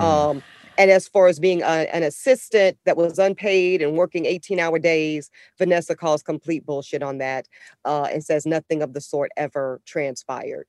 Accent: Charlotte, North Carolina, United States; I grew up in Charlotte, North Carolina

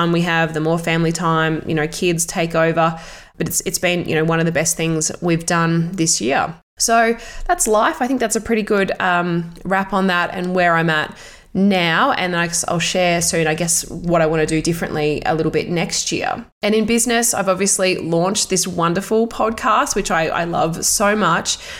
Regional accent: Australia; also born or lived in Melbourne; back in my hometown

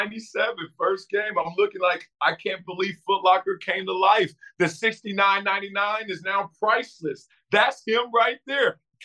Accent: Compton, California, United States; growing up in Compton and South Central.

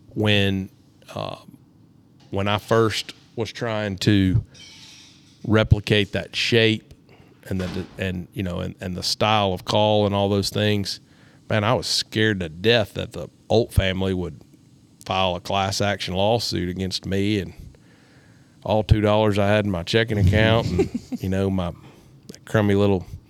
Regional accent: Tennessee, United States; I was from Tennessee

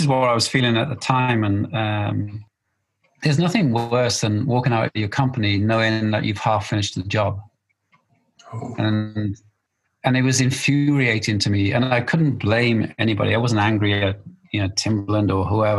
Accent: Wales, United Kingdom

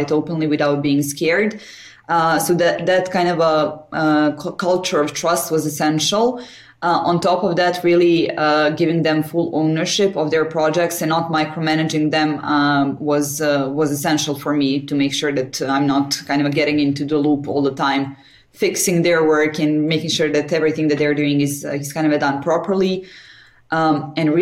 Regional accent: Belgrade, Serbia; also born or lived in Paris; right now I'm in Belgrade, Serbia, in my hometown.

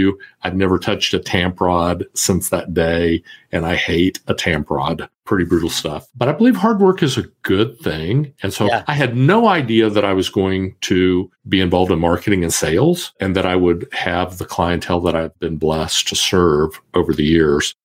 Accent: Kansas, United States; I was born and raised in Kansas

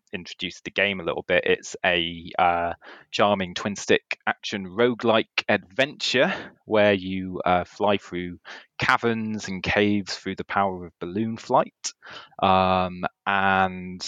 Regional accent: Hope Valley, Peak District, East Midlands, United Kingdom; now in Cambridge, United Kingdom; I come from the Hope Valley originally, up in the Peak District, which is where I entered this world. And then I now live in Cambridge.

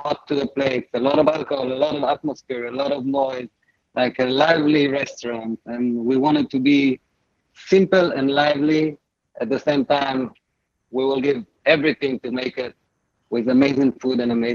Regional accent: Israel; moved away; I'm Israeli, I come from Israel. That's the food we eat in Israel. That's how I call it. I wasn't born in Lebanon. I wasn't born in Egypt. I was born in Israel

